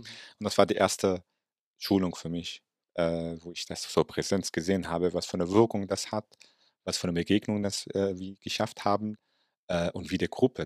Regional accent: Palestine; German is a second language; now in Germany; als Palästinenser

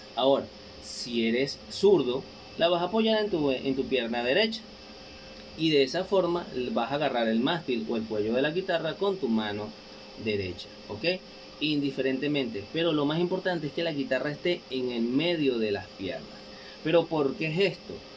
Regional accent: Guatire, Miranda, Venezuela; Un saludo a todos ustedes de parte de este venezolano, desde acá, desde Venezuela, claro que sí, el estado Miranda, donde en Guatire

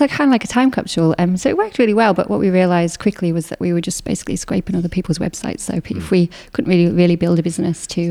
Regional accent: Northern England, United Kingdom; moved away as an adult; also born or lived in Katoomba, Blue Mountains, Australia; now in South Australia, Australia; we went back to the Northern England when I was five. So oh, wow. I spent twenty years in Northern England

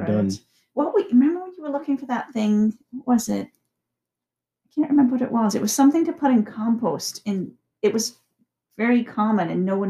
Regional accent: Wales, United Kingdom; moved away; growing up in Wales

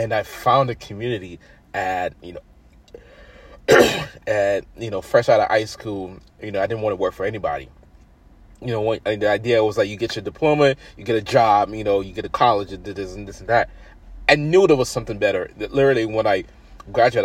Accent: Nigeria; I'm African then Nigerian

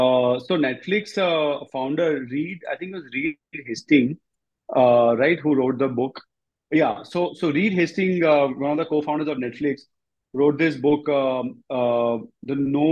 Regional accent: India; I just knew I wanted to be back in India, close to my parents and kind of, you know, my home country.

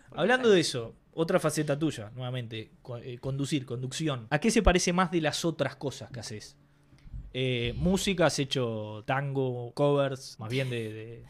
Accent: Uruguay; Somos uruguayos

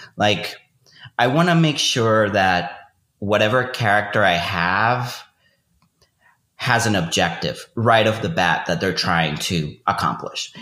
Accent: Venezuela; moved away as an adult; also born or lived in Austin; I grew up in Venezuela, went to high school and college there, and I moved to Austin in 2006

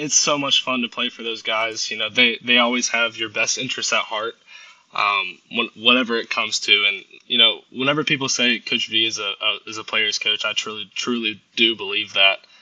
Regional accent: Augusta, Georgia, United States; I was born and raised in Augusta, Georgia.

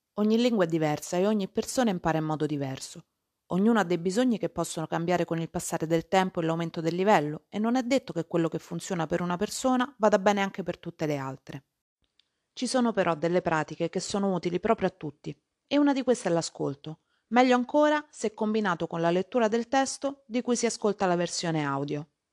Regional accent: Italy; Lo stivale è la mia terra, un paese che se visto dall'alto ha la forma di una calzatura

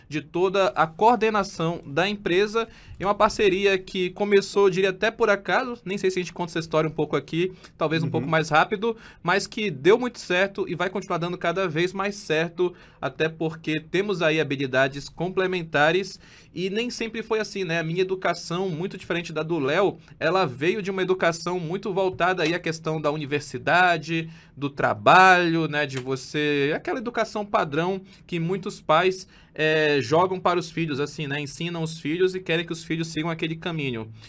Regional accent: Belém, Pará, Brazil; eu sou natural de Belém do Pará, tenho 35 anos

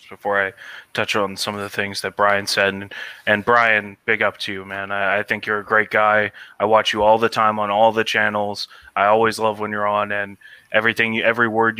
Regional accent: United States; I'm American.

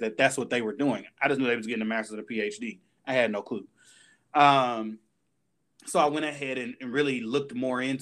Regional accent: Indianapolis, Indiana, United States; I attended Indiana University, Purdue University of Indianapolis, here in my hometown in Indianapolis.

